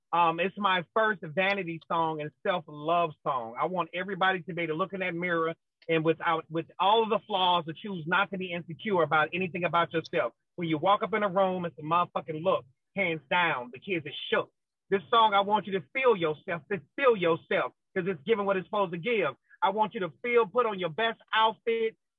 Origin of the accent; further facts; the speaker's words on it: St. Louis, Missouri, United States; now in Los Angeles, United States; I'm originally from St. Louis, Missouri, but I reside in Los Angeles, California